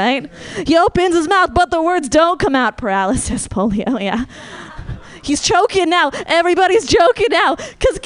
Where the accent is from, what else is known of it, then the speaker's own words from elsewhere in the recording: Marin, California, United States; I'm from Marin